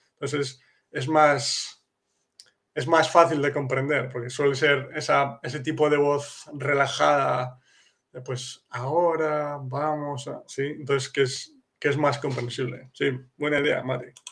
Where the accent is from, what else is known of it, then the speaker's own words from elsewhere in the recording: Castile, Spain; first language Spanish; now in Kraków, Poland; yo como em, español nativo de Castilla